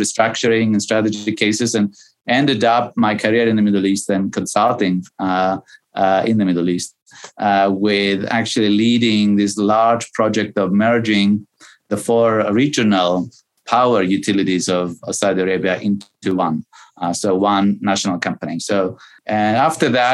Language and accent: English; Cyprus; moved away as an adult; also born or lived in New York, United States; I was born and raised in Cyprus, which which is a little island